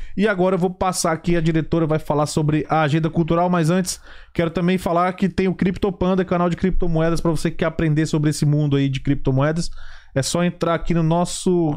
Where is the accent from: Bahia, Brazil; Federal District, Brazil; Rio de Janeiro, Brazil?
Federal District, Brazil; Brasília; moved away; Eu sou de Brasília, né? Pelo menos na região que eu morava